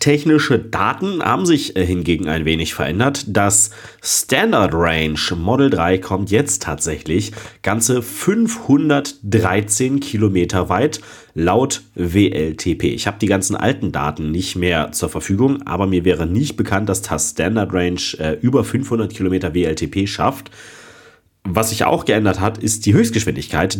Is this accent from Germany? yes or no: yes; Germany; Ich als Deutscher